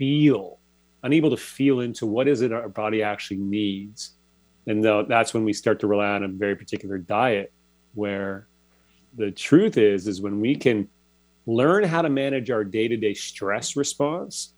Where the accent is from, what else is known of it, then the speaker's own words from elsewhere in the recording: Toronto, Ontario, Canada; moved away as an adult; I'm originally from Toronto, so pretty big city setting.